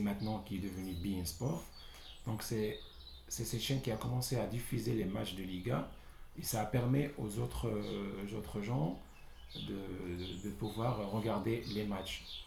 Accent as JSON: {"language": "French", "town": "Tangier", "region": "Tanger-Tetouan-Al Hoceima", "country": "Morocco", "said": "je viens de Tanger"}